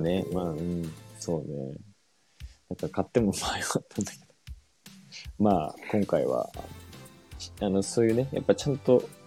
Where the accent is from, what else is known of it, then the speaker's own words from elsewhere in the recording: Yokosuka, Kanagawa, Japan; 僕ら、その、地元横須賀で